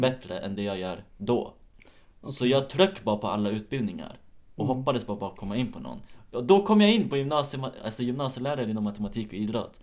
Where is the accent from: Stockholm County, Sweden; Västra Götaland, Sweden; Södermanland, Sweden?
Södermanland, Sweden; Nyköping; moved away; jag är uppvuxen i Nyköping